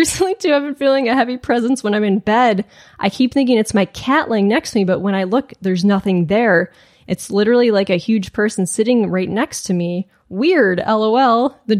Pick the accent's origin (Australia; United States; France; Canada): Canada; Alberta; an area in East Central Alberta, Canada, that is quite rural and usually very quiet and boring. My hometown is a tiny village, and I grew up on a farm outside of it.